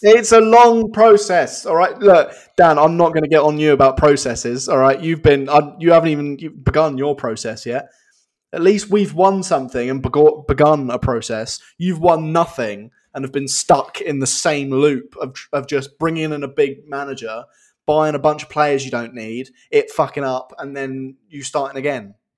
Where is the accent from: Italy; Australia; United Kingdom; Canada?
United Kingdom; England; we're both, we're both English, we're both English lads